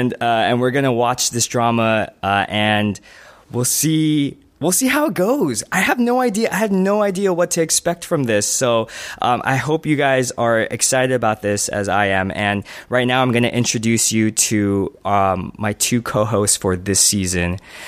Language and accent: English; California, United States; I am from California. I was born in the United States. I am a Korean-American, but I have very little ties with Korean culture.